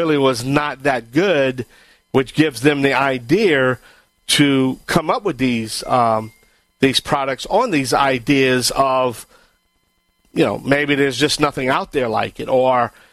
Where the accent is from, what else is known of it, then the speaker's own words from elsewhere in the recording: Cajun, the Bayou Land, Louisiana, United States; I am the Cajun Man from the Bayou Land